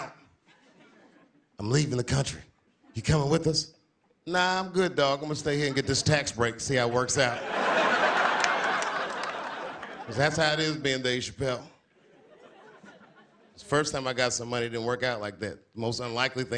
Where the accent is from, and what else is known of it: Washington, District of Columbia, United States; born or raised there; moved away